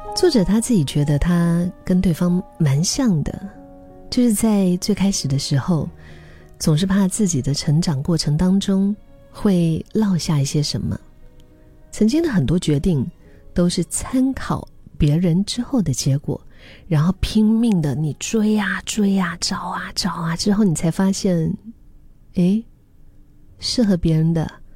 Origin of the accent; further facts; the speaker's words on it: Dali, Yunnan, China; 我的家乡大理